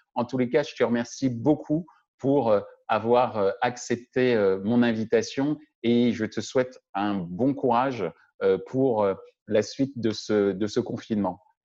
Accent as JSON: {"language": "French", "country": "France", "said": "chez nous en France"}